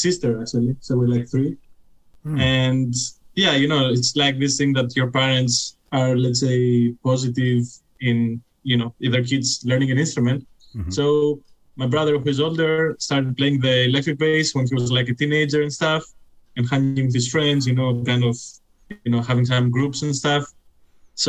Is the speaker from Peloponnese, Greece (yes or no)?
no; Athens, Attica, Greece; now in Berlin, Germany; I'm from Greece.